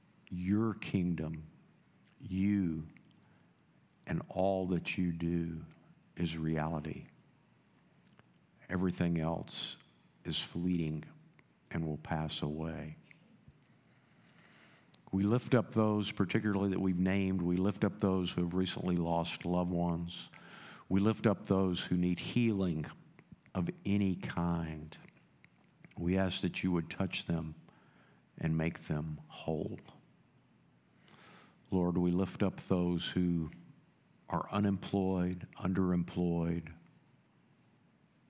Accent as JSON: {"language": "English", "country": "United States", "tie": "born or raised there", "moved": "yes", "said": "I grew up in the Panhandle"}